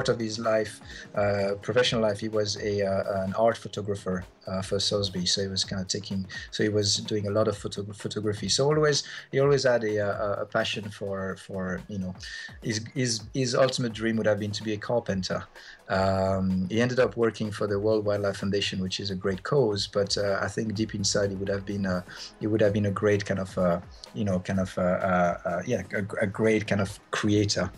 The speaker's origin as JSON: {"language": "English", "region": "Geneva", "country": "Switzerland", "tie": "born or raised there", "moved": "as an adult", "lives_now": "London, United Kingdom", "said": "I grew up in Geneva and in Switzerland, and it's a fairly small place"}